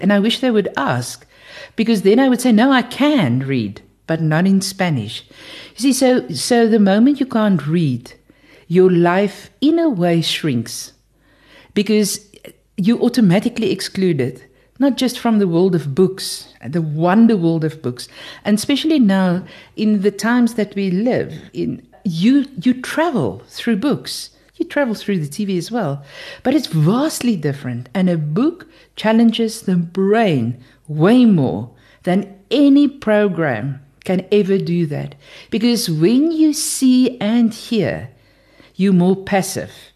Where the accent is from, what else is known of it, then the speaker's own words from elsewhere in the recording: South Africa; I'm from South Africa